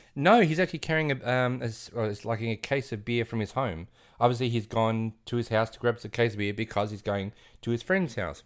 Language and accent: English; Australia; we're Australian